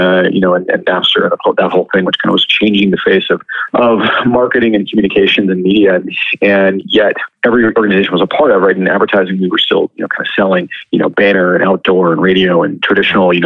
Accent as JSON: {"language": "English", "region": "Southern California", "country": "United States", "tie": "born or raised there", "moved": "as an adult", "lives_now": "Canada", "said": "I grew up in Southern California"}